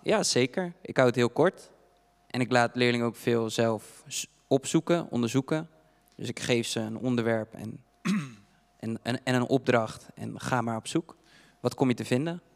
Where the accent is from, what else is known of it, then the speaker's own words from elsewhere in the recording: Dordrecht, South Holland, Netherlands; ik kom zelf uit Stadspolders